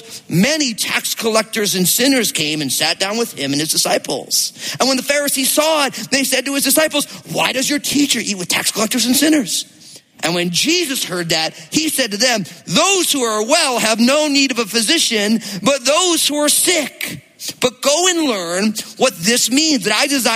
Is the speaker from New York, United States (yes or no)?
no; New Jersey, United States; I grew up in New Jersey